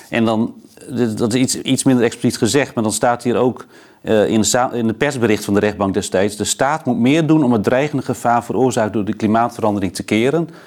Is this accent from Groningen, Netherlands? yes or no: yes; Groningen, Netherlands; Nou ja, ik kom uit Groningen.